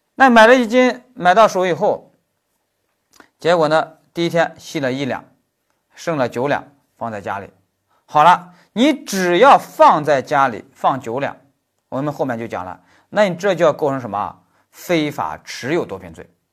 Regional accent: China; moved away as an adult; also born or lived in Germany; 我们中国人

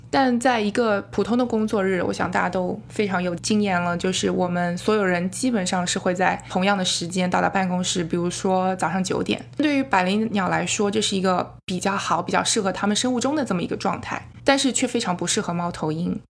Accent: China; now in United States; 我是土生土长的中国人

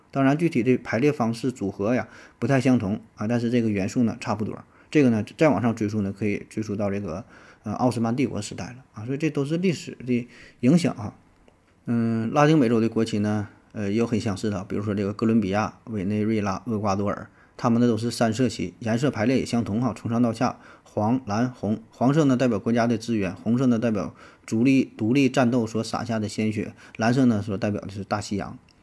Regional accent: China; 我们中国人

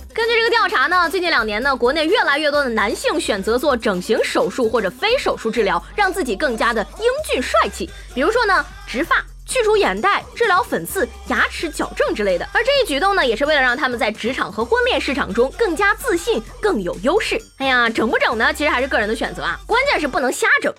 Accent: Shandong, China; 你猜我们山东人到底会不会开挖掘机？

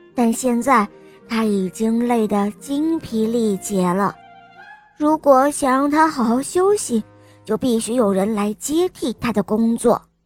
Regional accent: Shanghai, China; 我五岁了，我来自上海

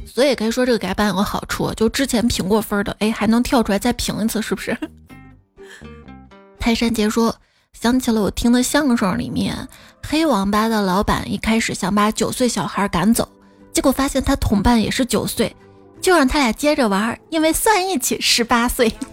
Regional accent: Xi'an, Shaanxi, China; 我小时候，我们西安这边啊，荔枝比较稀有

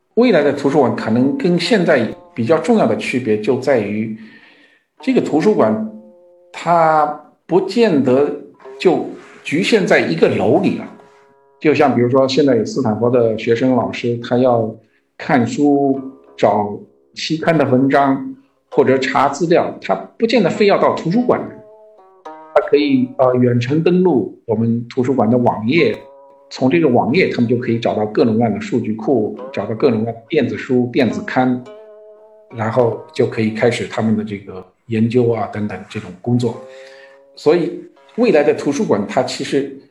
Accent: Shanghai, China; moved away as an adult; also born or lived in Beijing; now in United States; 我自己出生在上海，所以我经常去上海

